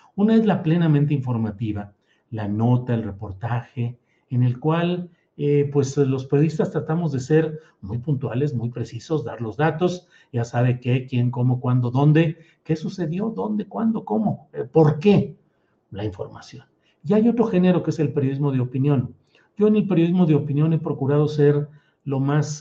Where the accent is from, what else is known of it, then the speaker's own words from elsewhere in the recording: San Luis Potosí, Mexico; moved away as an adult; also born or lived in Torreón, Coahuila / Mexico City; now in Zapopan, Mexico; desde mi tierra natal, Torreón, Coahuila, que soy un lagunero, pues sí, ya también muy correteado y muy apedreado porque han dado para arriba y para abajo en San Luis Potosí, donde eh, crecí, donde viví mi juventud